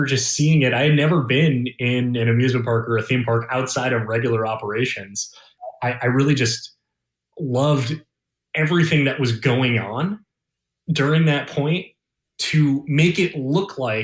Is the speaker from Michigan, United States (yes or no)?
yes; Detroit, Michigan, United States; moved away as an adult; also born or lived in Sandusky, Ohio / Orlando, Florida; I grew up outside Detroit, Michigan